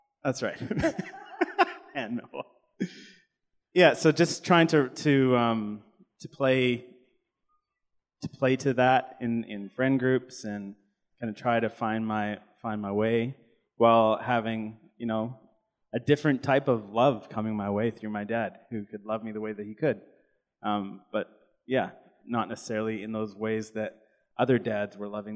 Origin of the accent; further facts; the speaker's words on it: Canada; growing up in Canada with an immigrant dad who came to Canada when he was 25 from India